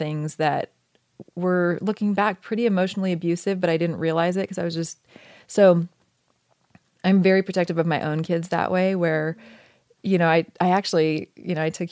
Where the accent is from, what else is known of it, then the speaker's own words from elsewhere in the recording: Oregon, United States; moved away as an adult; And I grew up in Oregon, which I loved.